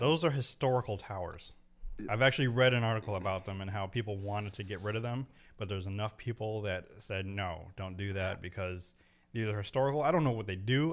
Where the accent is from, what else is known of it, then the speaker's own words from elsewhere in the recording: Meriden, Connecticut, United States; that's my hometown